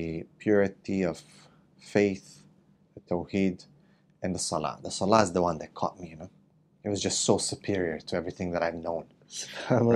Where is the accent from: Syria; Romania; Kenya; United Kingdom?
Romania; also born or lived in Canada; now in Malaysia; I was born in Romania.